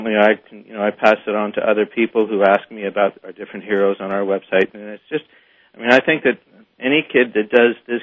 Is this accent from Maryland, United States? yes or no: yes; Frederick, Maryland, United States; I'm from Frederick, Maryland